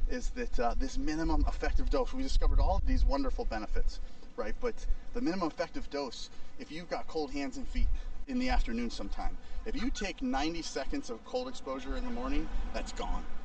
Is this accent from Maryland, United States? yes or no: no; St. Louis, Missouri, United States; So I grew up in St. Louis